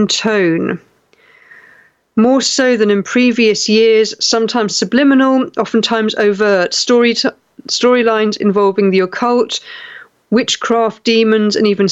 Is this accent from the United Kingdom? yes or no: yes; West Country, South West England, United Kingdom; now in South East England, United Kingdom; when I grew up in the West Country, it was wet all the time